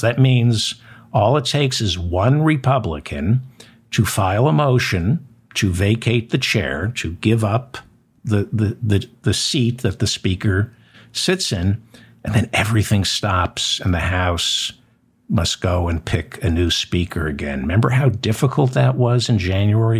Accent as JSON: {"language": "English", "country": "United States", "said": "as an American citizen"}